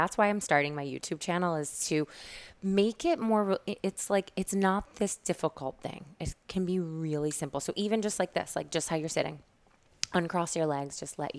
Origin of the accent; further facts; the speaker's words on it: Syracuse, New York, United States; now in New York, United States; So I moved to New York from Syracuse